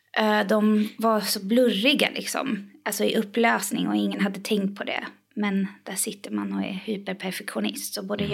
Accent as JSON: {"language": "Swedish", "country": "Iran", "moved": "yes", "lives_now": "Sweden", "said": "jag är från Iran"}